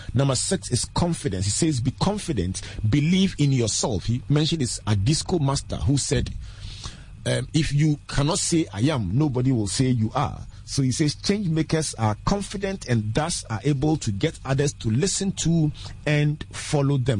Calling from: Teshie, Greater Accra, Ghana; I'm calling from Teshi Tevibiano

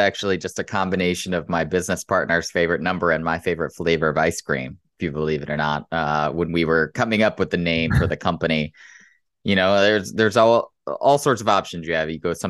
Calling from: Chicago, Illinois, United States; No, it's not. It's in Chicago. So it's early in the morning here.

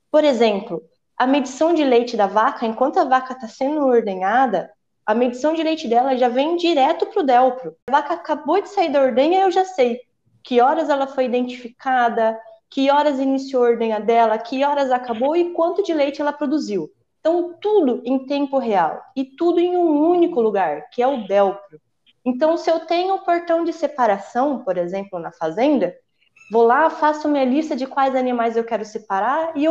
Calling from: Ribeirão Preto, São Paulo, Brazil; Estou falando aqui de Ribeirão Preto.

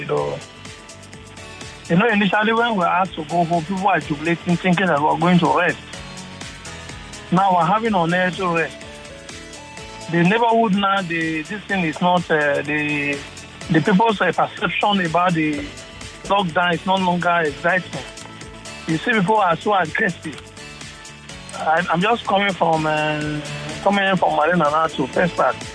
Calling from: Preston, North West England, United Kingdom; calling from Preston.

